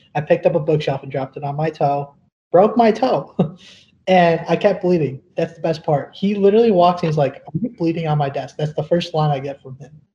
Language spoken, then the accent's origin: English; Illinois, United States; also born or lived in southern India; born in the southern part of India. I was raised here in Illinois, though. I moved here when I was basically a baby.